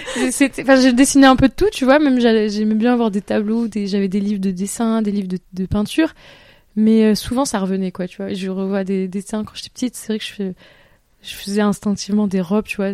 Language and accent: French; Toulouse, Occitania, France; moved away as an adult; also born or lived in Bordeaux / Paris; j'étais de Toulouse